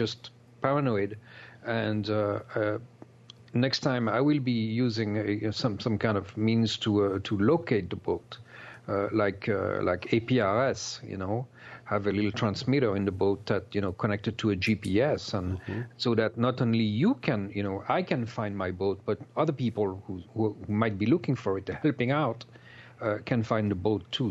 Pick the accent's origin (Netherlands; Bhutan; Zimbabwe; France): France; accent: French; English is a second language; moved away as an adult; I'm originally from France, as you can tell by my accent, probably